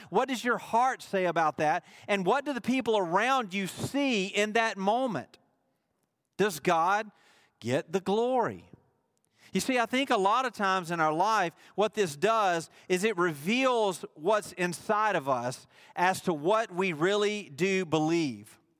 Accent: Mississippi, United States; he chose to plant me in the state of Mississippi

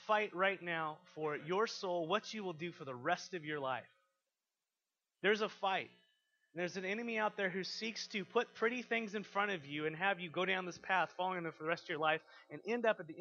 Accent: United States; We're so American

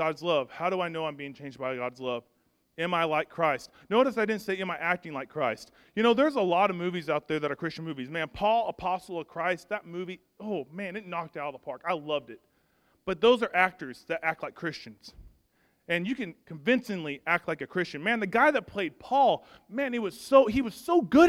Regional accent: Arkansas, United States; I'm from Arkansas

